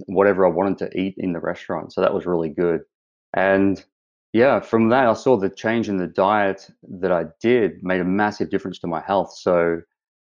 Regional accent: Australia; moved away as an adult; now in Vancouver Island, Canada; as the accent shows, I'm from Australia. I've been over here 3 years now

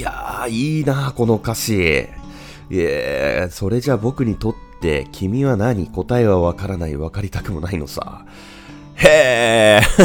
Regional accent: Japan; 僕の地元のこの響きというところに

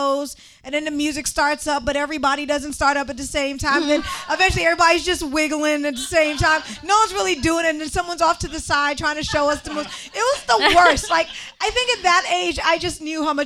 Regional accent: Maryland, United States; also born or lived in Brooklyn, New York; I'm from Maryland, and right near my high school, we would have the Greenbelt Fair

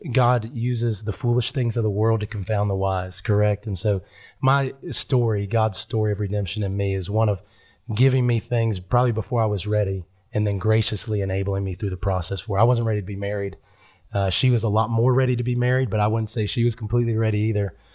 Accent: Huntington, West Virginia, United States; I am from West Virginia. That's where I was born and raised, a little town called

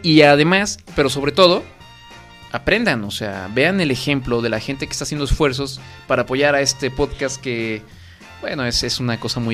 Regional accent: Mexico; como buenos mexicanos que somos

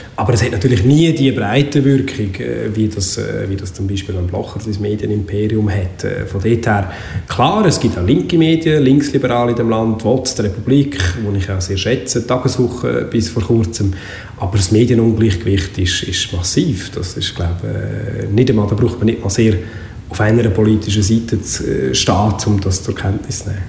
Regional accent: Baden, Aargau, Switzerland; moved away as an adult; also born or lived in Freiamt; als jemand, der im Freiamt und in Baden aufgewachsen ist

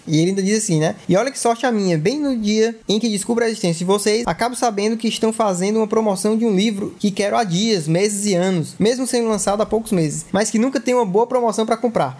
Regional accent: Fortaleza, Ceará, Brazil; a gente é de Fortaleza, Ceará

